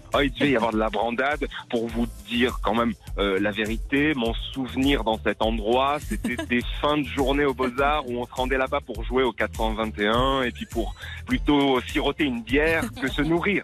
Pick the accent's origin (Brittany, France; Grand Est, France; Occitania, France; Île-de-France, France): Occitania, France; Lunel; also born or lived in Alès / Nîmes; moi j'ai grandi à Lunel. Alors je suis né à Alès, euh, dans le Gard, mhm. justement, puis ensuite mes parents ont déménagé à Lunel